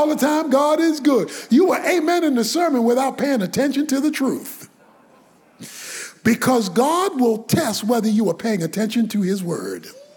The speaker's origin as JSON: {"language": "English", "town": "Baltimore", "region": "Maryland", "country": "United States", "tie": "born or raised there", "said": "When I was a boy growing up in Baltimore, in urban Baltimore"}